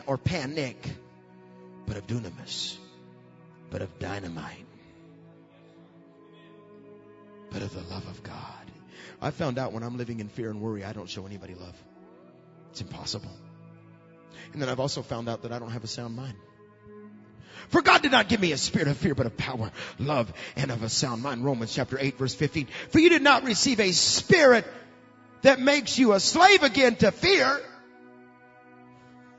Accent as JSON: {"language": "English", "region": "Alabama", "country": "United States", "said": "we're from Alabama, so we get clay, don't we? We know what clay is all about. We know what we are? We're just hardened on the outside and soft on the inside. We're a bunch of Alabamians."}